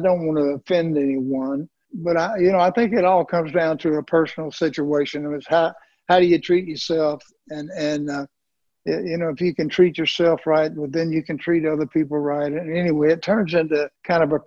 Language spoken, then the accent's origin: English; the South, United States; growing up in the South